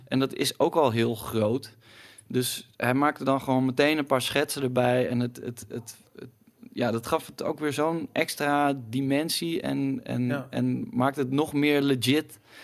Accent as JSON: {"language": "Dutch", "region": "Utrecht", "country": "Netherlands", "tie": "born or raised there", "moved": "yes", "lives_now": "Amsterdam, Netherlands", "said": "ik kom oorspronkelijk uit Utrecht en daar was gewoon geen reet te doen toen ik, toen ik eh, op de middelbare school zat."}